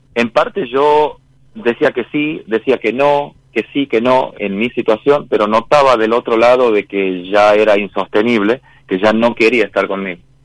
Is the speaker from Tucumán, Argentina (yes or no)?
yes; San Miguel de Tucumán, Tucumán, Argentina; Soy de Tucumán